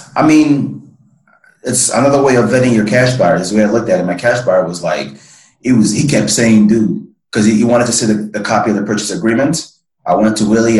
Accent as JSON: {"language": "English", "country": "Nigeria", "tie": "born or raised there", "moved": "yes", "said": "I'm originally from West Africa, man. So I'm from Nigeria, born and raised"}